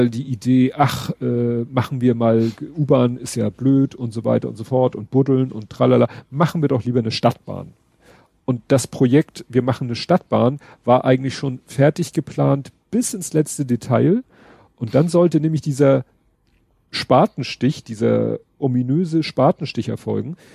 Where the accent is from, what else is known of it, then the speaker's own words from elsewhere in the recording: Hamburg, Germany; Von da über Überstalshoop, wo ich aufgewachsen bin, Hochhaussiedlung, mit Bramfeld verbinden, wo ich jetzt wohne.